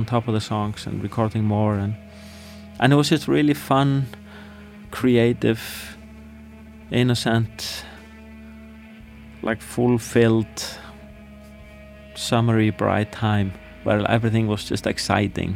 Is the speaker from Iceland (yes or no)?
yes; Iceland; growing up in Iceland, where it's like dark and depressing 9 months of the year and cold